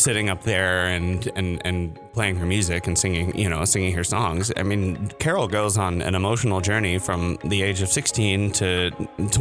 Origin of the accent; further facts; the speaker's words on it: Ohio, United States; moved away as an adult; also born or lived in Ithaca, New York; now in Minnesota, United States; I'm from Ohio